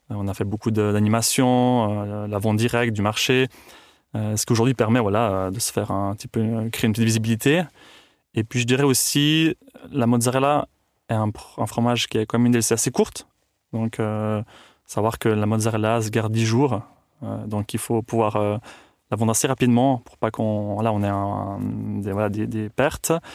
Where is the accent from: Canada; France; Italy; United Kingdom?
Italy; Tuscany; also born or lived in Switzerland; now in Cuarnens, Switzerland; je suis né en Suisse, mais j'ai grandi en Toscane, en Italie.